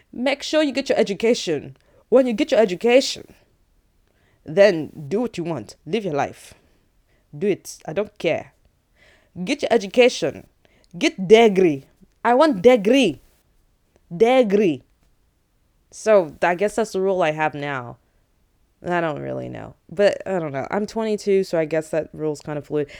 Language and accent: English; United States; English is a second language; I grew up in America